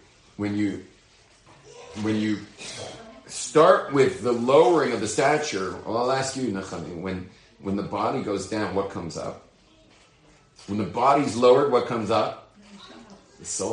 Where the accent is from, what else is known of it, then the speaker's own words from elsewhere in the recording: Los Angeles, California, United States; I'm from Hollywood, but I'm not an actor